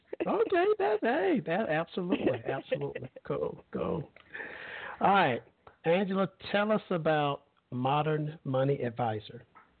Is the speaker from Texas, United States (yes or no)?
no; Alabama, United States; I'm originally from Alabama.